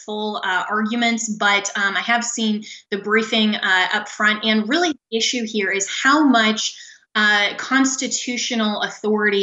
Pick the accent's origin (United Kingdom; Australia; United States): United States; Colorado; in my home state of Colorado